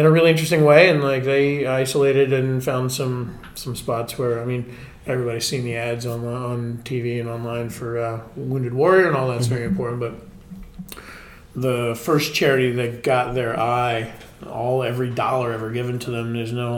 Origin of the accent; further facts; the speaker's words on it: Key West, Florida, United States; moved away as an adult; now in West Palm Beach, United States; I was born and raised in Key West